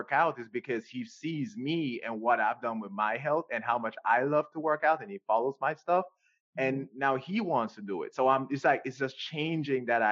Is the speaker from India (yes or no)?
no; Jamaica; moved away; I grew up in Jamaica